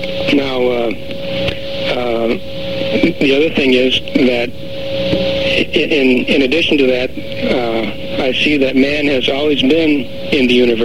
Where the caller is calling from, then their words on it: Grants Pass, Oregon, United States; Grants Pass.